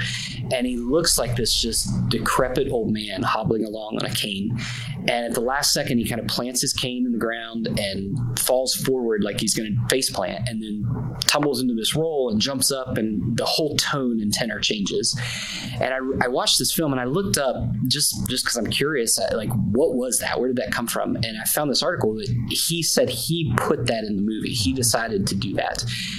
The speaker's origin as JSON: {"language": "English", "region": "North Central West Virginia", "country": "United States", "tie": "born or raised there", "said": "I grew up in North Central West Virginia and live right in the spot where I grew up. My wife and I moved back here about 10 years ago to plant a church."}